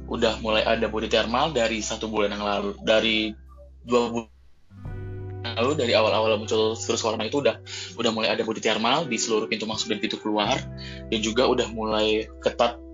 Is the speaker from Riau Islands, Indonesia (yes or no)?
yes; Batam, Riau Islands, Indonesia; provinsiku di Kepulauan Riau